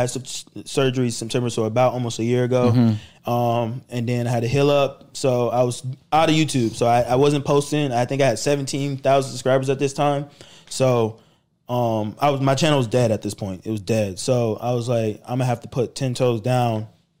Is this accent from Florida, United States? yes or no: yes; Florida, United States; No. I'm from Florida, but my mom's in the military, so they move her around everywhere.